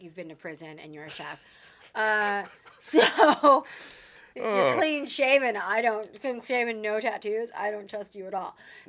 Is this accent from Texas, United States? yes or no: yes; Texas, United States; We're from Texas and she moved out here and just kind of really embraced the wildness of California.